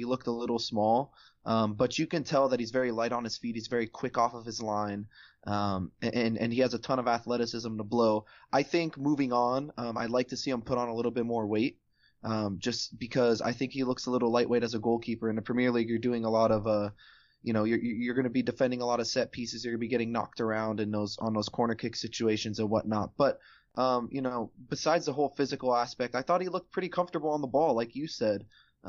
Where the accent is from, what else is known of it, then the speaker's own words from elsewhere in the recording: United States; we're American after all.